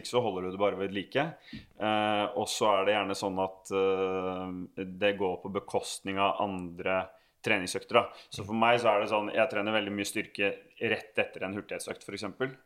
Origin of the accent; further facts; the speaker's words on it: Bærums Verk, Akershus, Norway; jeg vokste opp på Bærums Verk